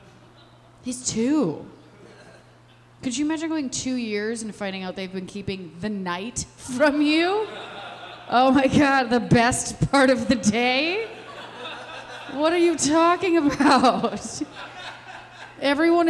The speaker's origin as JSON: {"language": "English", "town": "Westmont", "region": "Illinois", "country": "United States", "tie": "born or raised there", "lives_now": "Chicago, United States", "said": "I'm from Westmont, okay? I was born plain white trash"}